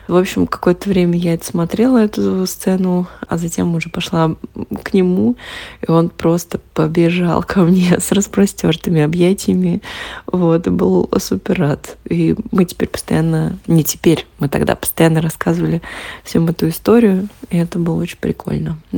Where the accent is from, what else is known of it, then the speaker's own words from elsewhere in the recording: Naberezhnye Chelny, Tatarstan, Russia; я родом из Набережных Челнов, и в свое время у нас там был такой чат э, городской